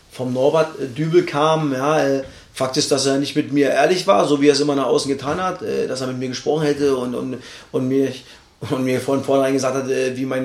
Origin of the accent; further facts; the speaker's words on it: East Germany, Germany; schwieriges Wort für mich als Ossi.